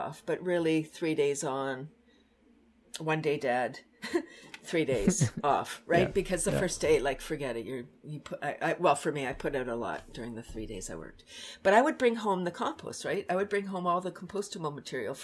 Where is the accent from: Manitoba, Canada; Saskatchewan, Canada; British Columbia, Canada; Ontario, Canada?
Ontario, Canada; Toronto; moved away as an adult; also born or lived in Bradford, Ontario; I'm from Toronto